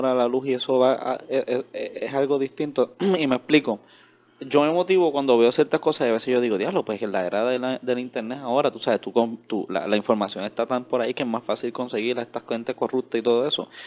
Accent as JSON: {"language": "Spanish", "country": "Puerto Rico"}